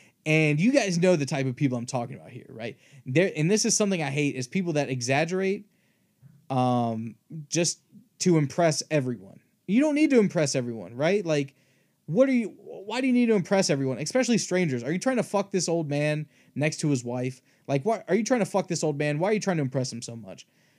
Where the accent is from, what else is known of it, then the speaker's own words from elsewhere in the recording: Appalachia, United States; I don't want to be called a redneck because I'm from the South or because I'm from Appalachia when I very much do not identify with those people.